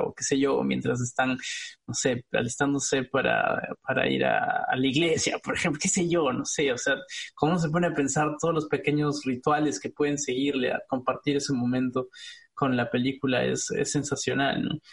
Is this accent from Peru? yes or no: yes; Peru; moved away; como peruano, eh, residiendo en el extranjero